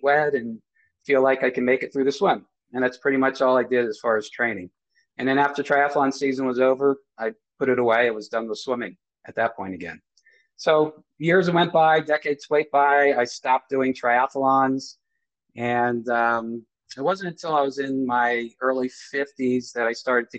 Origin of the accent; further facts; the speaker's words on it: New Jersey, United States; I'm from the States, New Jersey State